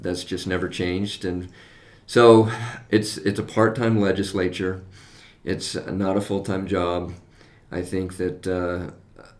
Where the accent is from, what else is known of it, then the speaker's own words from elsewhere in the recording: West Valley City, Utah, United States; moved away as an adult; also born or lived in Texas; I grew up in West Valley, and when we moved back to Utah, we moved back to West Valley.